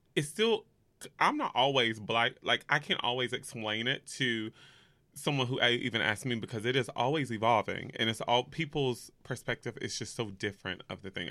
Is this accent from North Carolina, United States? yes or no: yes; North Carolina, United States; also born or lived in Los Angeles, California; now in New York, United States; I am from the South, so I'm from North Carolina.